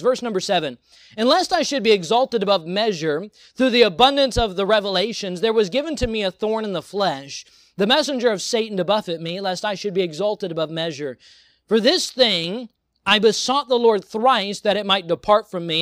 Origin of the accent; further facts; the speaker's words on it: United States; I am American